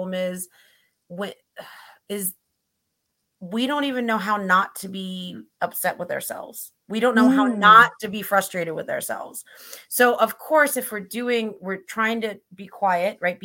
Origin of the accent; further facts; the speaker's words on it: Missouri, United States; I grew up in Missouri, which was very Christian culture